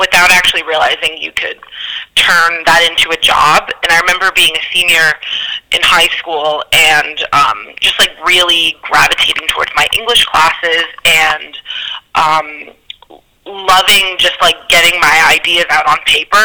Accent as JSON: {"language": "English", "town": "Scranton", "region": "Pennsylvania", "country": "United States", "tie": "born or raised there", "moved": "as an adult", "lives_now": "New York, United States", "said": "I actually grew up in Scranton, Pennsylvania."}